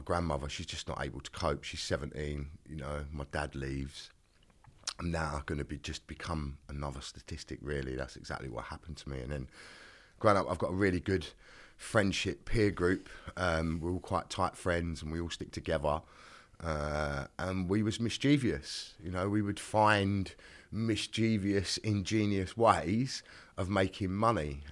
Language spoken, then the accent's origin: English; London, United Kingdom; I was born in a place called Greenwich, which is in southeast London